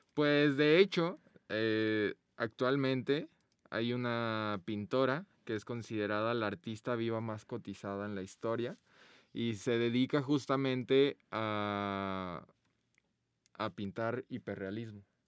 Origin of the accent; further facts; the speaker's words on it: Guadalajara, Jalisco, Mexico; nosotros somos de Guadalajara